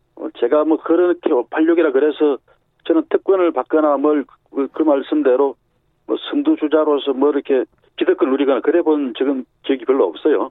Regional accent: Busan, South Korea; moved away as an adult; also born or lived in Seoul; 제 고향이 부산이니까

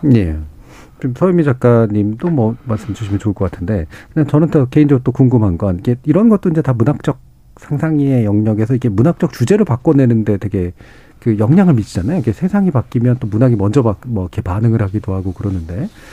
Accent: Seoul, South Korea; 전 어렸을 때부터 서울에 살았습니다만

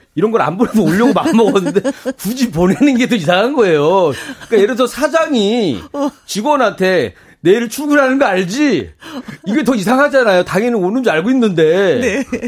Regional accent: Seoul, South Korea; 서울 청담동이잖아요.

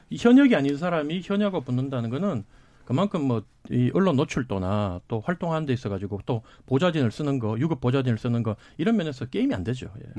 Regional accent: Daegu, South Korea; 사실 제 고향이 대구인데

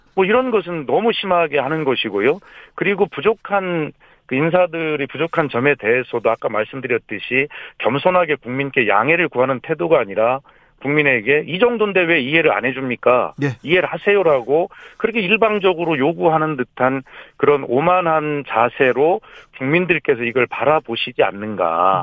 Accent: Gongju, South Chungcheong, South Korea; moved away; 제 고향 충남 공주에 와서

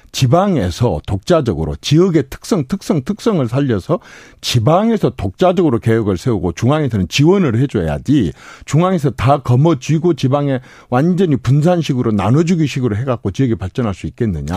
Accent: Gokseong, South Jeolla, South Korea; 제가 고향이 곡성인데

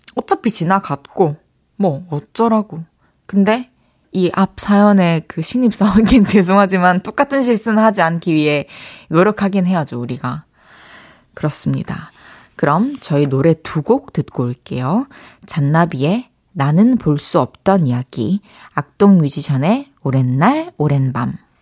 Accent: Changwon, South Gyeongsang, South Korea; moved away as an adult; now in Seoul, South Korea; 초중고를 마산에서 나왔는데

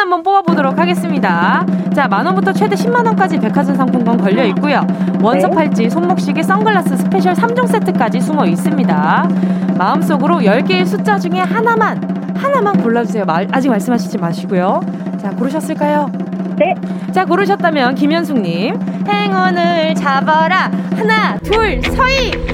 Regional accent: Busan, South Korea; moved away; 고향이 부산이다

